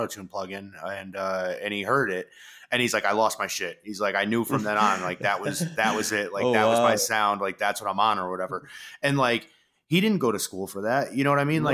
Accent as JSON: {"language": "English", "region": "New York", "country": "United States", "tie": "born or raised there", "said": "I grew up in New York"}